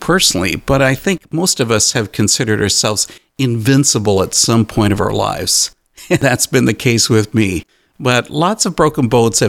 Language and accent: English; Canada; And being Canadian, I'm going to give the show a Canadian twist